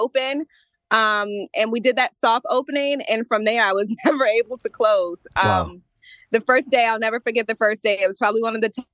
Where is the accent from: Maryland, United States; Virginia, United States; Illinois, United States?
Maryland, United States; I'm from Maryland.